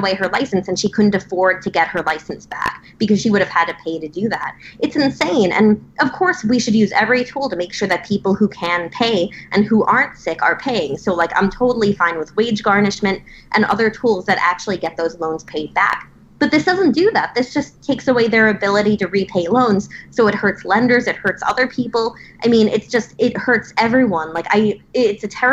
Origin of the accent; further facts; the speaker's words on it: Nassau County, New York, United States; growing up in Nassau County, where I started in politics